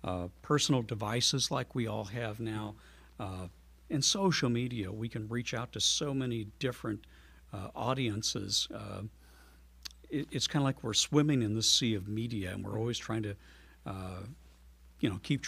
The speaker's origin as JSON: {"language": "English", "town": "Metropolis", "region": "Illinois", "country": "United States", "tie": "born or raised there", "said": "I started out as a DJ in my hometown of Metropolis"}